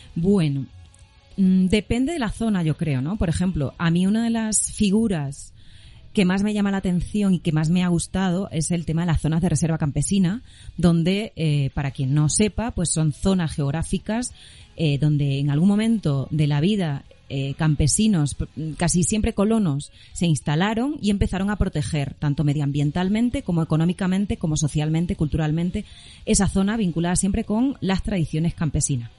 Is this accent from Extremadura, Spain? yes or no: yes; Extremadura, Spain; moved away as an adult; also born or lived in Madrid / Cesar, Colombia / Caquetá, Colombia; now in Bogotá, Colombia; soy española, obviamente por mi acento se darán cuenta